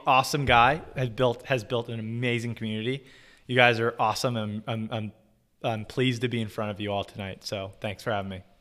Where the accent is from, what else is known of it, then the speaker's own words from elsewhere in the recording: Orange County, Southern California, United States; moved away as an adult; also born or lived in New York City; I am from Southern California originally, uh, specifically Orange County